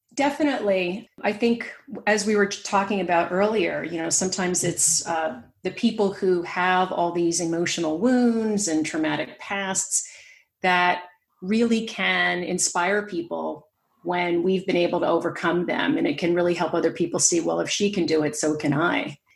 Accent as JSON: {"language": "English", "region": "New York", "country": "United States", "tie": "born or raised there", "also_born_or_lived": "San Francisco Bay Area, California", "accent": "American", "moved": "as an adult", "lives_now": "West Cork, Ireland", "said": "I grew up in New York"}